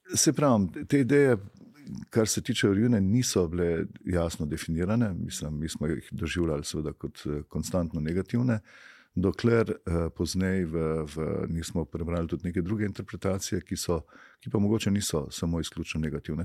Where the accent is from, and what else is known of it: Slovenia